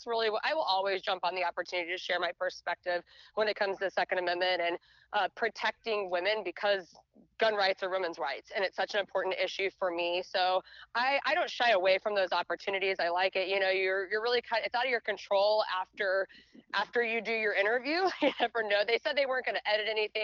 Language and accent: English; a small town just outside of Dallas, Texas, United States; I was born and raised in Texas. And so I grew up in a really small town just outside of Dallas